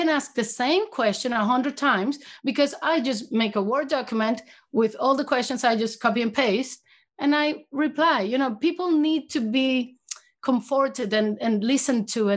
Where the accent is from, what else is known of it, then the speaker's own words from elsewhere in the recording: Venezuela; moved away as an adult; I'm from Venezuela originally, and I went to vet school in Venezuela for 4 years